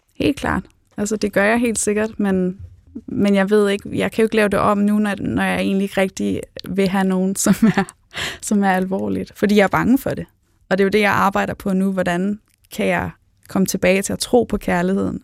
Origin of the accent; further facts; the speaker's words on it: Spain; now in Denmark; jeg er opvokset i Spanien